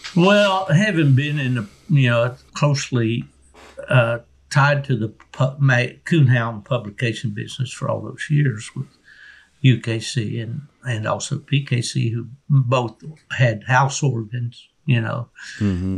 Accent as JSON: {"language": "English", "town": "Beckley", "region": "West Virginia", "country": "United States", "tie": "born or raised there", "said": "my hometown of Beckley, West Virginia"}